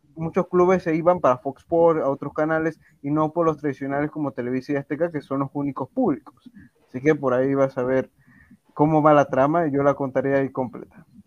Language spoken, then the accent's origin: Spanish; Panama; aquí en mi país, en Panamá.